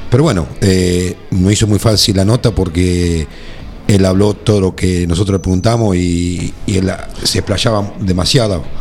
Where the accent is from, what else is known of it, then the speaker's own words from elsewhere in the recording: Naón, Buenos Aires, Argentina; born there; Yo nací en Naón y ir a mi pueblo me encanta y estoy a 30 kilómetros.